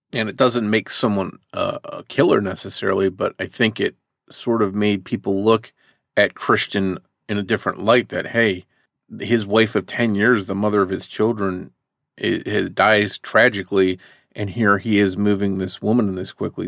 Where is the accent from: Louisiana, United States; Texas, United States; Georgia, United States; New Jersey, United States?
New Jersey, United States; The area I grew up in New Jersey was close to a military base